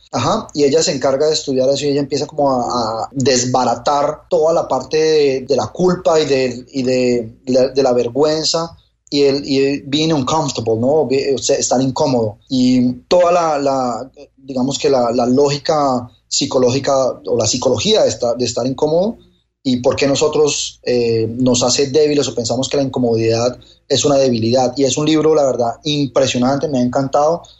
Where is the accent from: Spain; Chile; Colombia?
Colombia; now in Miami, United States; Yo soy colombiano en Miami